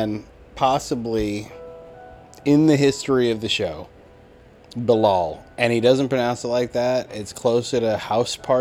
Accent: United States; I'm an American

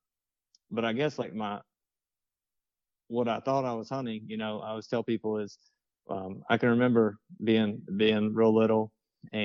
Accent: Clover, South Carolina, United States; also born or lived in Florida; I'm from Clover, South Carolina.

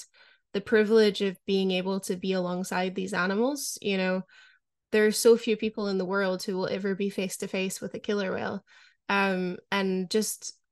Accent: Scotland, United Kingdom; growing up in Scotland

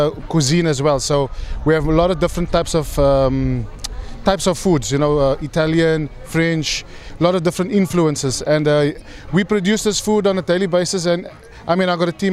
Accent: Cape Town, Western Cape, South Africa; moved away as an adult; So I'm from South Africa, from Cape Town. I did my schooling there straight out of high school.

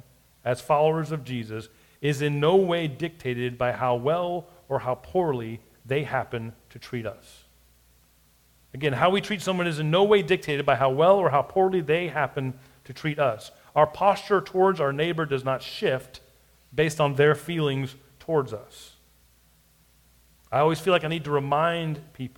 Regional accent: United States; we as American Christians

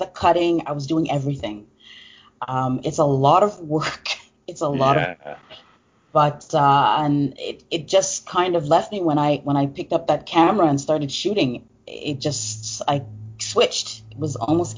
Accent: Montreal, Quebec, Canada; I'm from Montreal, Canada

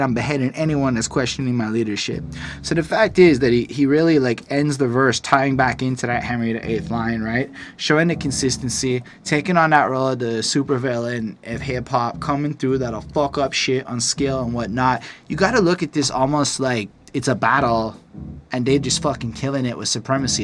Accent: Canada; I'm a Canadian

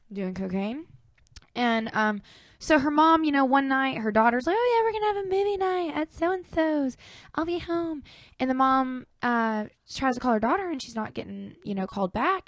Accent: Clarksville, Arkansas, United States; we're from Clarksville, Arkansas

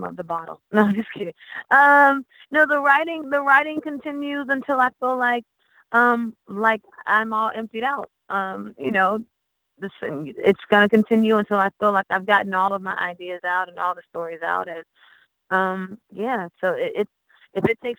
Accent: Haines City, Florida, United States; I'm a country girl. I'm from Haines City, Florida

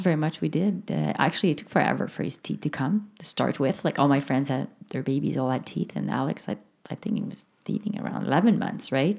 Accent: Canada; first language French; English is a second language; it's a French Canadian thing or if it's because English is my second language

